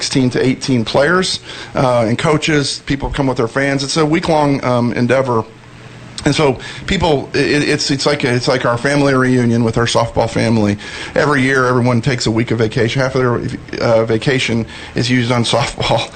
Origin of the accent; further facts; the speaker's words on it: Sioux Falls, South Dakota, United States; now in Dallas, United States; I'm a South Dakota boy. I was born and raised in South Dakota, and my hometown of Sioux Falls, South Dakota